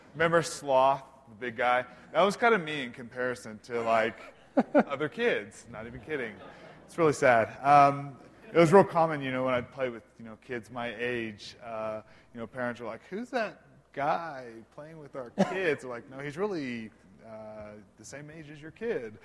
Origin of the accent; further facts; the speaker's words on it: Bartlesville, Oklahoma, United States; I'm originally from Bartlesville, Oklahoma, small Midwest town about 45 minutes north of Tulsa